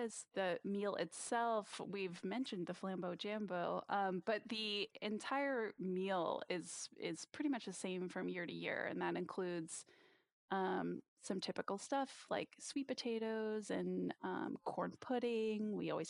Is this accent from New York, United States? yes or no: no; Virginia, United States; In Virginia.